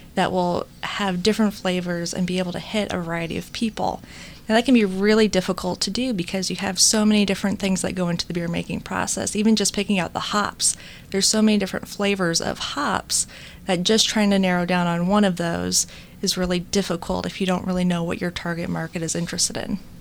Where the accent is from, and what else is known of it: United States